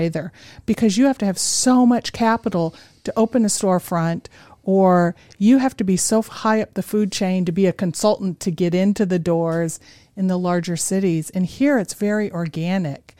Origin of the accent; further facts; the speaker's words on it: Chicago, Illinois, United States; moved away as an adult; also born or lived in New York City; now in Boise, United States; I grew up in the Chicago area